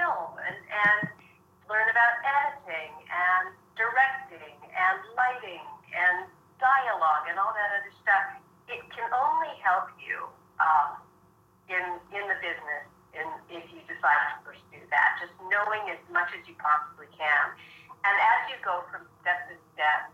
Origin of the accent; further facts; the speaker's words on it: Edmonton, Alberta, Canada; moved away as an adult; also born or lived in London, England; I grew up in Edmonton, Alberta